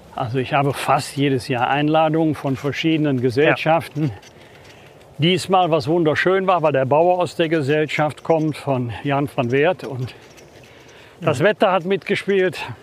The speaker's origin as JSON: {"language": "German", "town": "Bergisch Gladbach", "region": "North Rhine-Westphalia", "country": "Germany", "tie": "born or raised there", "said": "Bergisch Gladbach, das bin ich natürlich meiner Heimatstadt verbunden"}